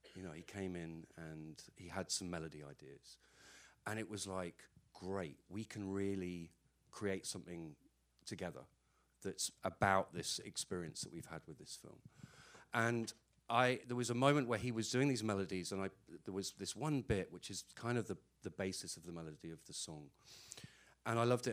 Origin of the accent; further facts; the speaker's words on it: Ireland; I'm Irish, so whether I like it or not, the Catholic thing just comes out.